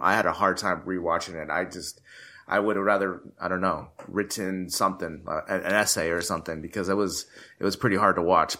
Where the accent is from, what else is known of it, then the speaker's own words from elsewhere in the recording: United States; me being American